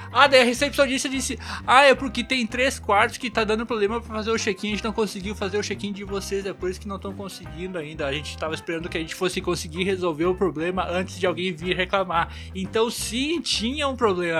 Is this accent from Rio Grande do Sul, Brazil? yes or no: yes; Venâncio Aires, Rio Grande do Sul, Brazil; eu sou, eu sou do interior do Rio Grande do Sul, Venâncio Aires